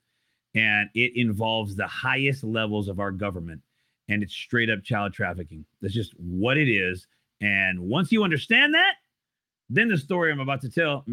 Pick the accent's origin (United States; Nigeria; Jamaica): United States; Idaho; moved away as an adult; And in my state of Idaho, which I don't live there anymore